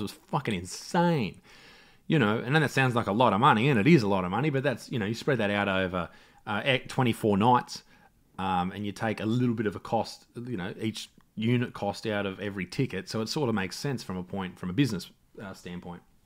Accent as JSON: {"language": "English", "town": "Newcastle", "region": "New South Wales", "country": "Australia", "tie": "born or raised there", "said": "Newcastle, my hometown"}